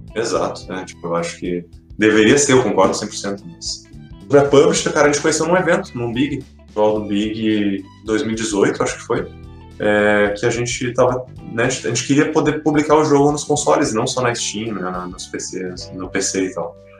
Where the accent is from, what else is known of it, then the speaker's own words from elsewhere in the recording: Brazil; a nossa infância coletiva como brasileiros, assim, de quem é cresceu na década de 90